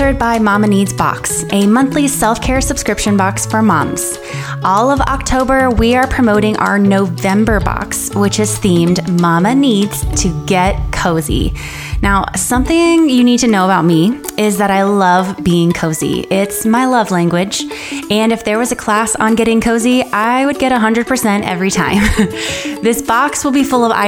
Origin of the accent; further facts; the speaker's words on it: Miami, Florida, United States; moved away as an adult; now in Western North Carolina, United States; I grew up in Miami